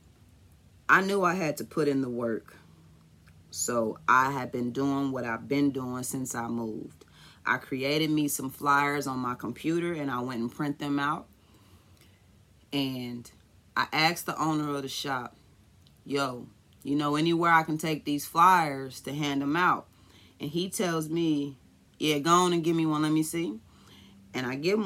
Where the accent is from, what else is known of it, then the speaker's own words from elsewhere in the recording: Kansas City, Missouri, United States; I'm from Kansas City